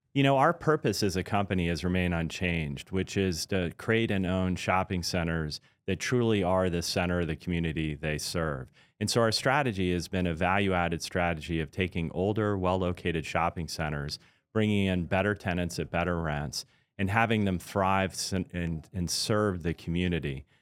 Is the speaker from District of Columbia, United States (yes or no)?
yes; Washington, District of Columbia, United States; also born or lived in Pascagoula, Mississippi / Pearl Harbor, Hawaii; when I was about eight, we moved from there to the Washington, D C area where I basically went to high school, grew up, and, uh, had my first job